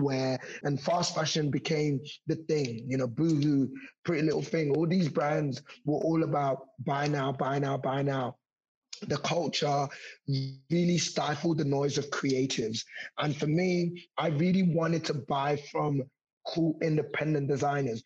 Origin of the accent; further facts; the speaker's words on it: London, United Kingdom; I actually grew up in Hackney. So I grew up in Hoxton in East London.